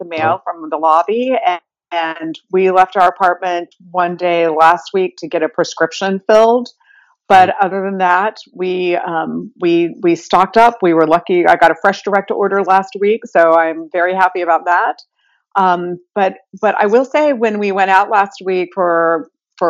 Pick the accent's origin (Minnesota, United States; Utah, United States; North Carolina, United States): Utah, United States; moved away as an adult; now in New York, United States; I'm originally from Utah. I moved to New York 30 plus years ago